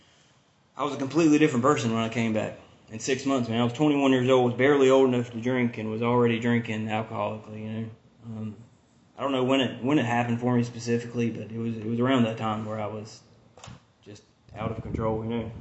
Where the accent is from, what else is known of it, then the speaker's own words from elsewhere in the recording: the South, United States; also born or lived in Vermont / Angier, North Carolina; I was from the South